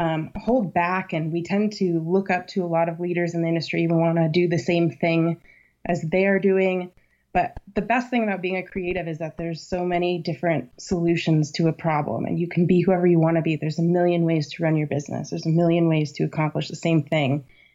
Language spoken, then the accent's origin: English; Virginia, United States; Well, I did some growing up in Virginia, and I had a nanny with a thick Southern accent.